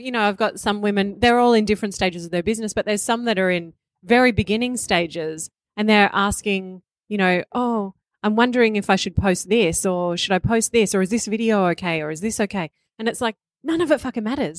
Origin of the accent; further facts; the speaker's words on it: Melbourne, Victoria, Australia; I come from Bogan upbringing, you know, outer eastern suburbs of Melbourne